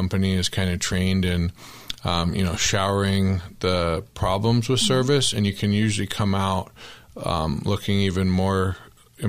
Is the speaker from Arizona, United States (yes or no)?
yes; Tempe, Arizona, United States; I grew up in Tempe.